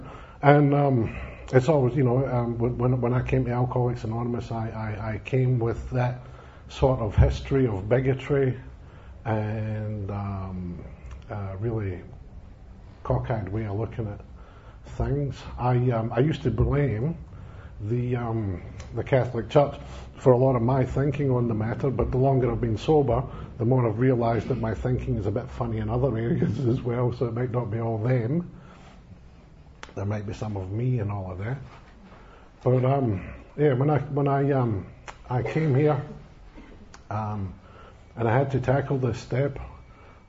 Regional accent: Scotland, United Kingdom; moved away; I come from being Scottish. I come from a country where religion plays a big part in people's lives

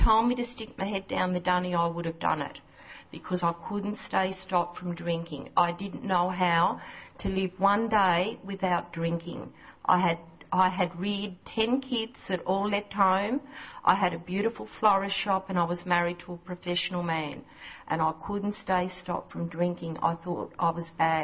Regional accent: Southern Highlands of New South Wales, Australia; I'm not a local. I'm from the Southern Highlands of New South Wales.

